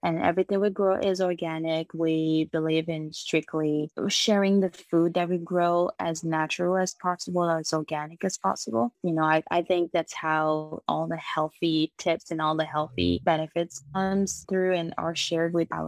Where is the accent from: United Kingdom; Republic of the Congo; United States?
Republic of the Congo; moved away; So my family, we're actually originally from the Republic of Congo. We moved here in 2010, and my parents have always farmed, so this is nothing new to me.